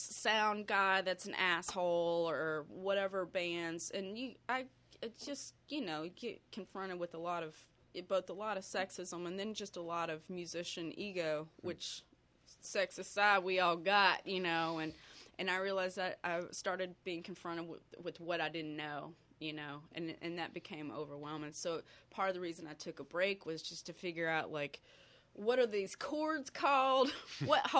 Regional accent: outside Dallas, Texas, United States; moved away as an adult; also born or lived in Denton, Texas; now in Pittsburgh, United States; I grew up outside Dallas, and Texas has just a real interesting music scene

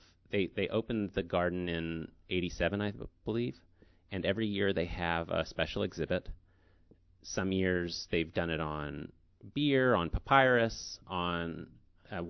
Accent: Pittsburgh, Pennsylvania, United States; I grew up in Squirrel Hill

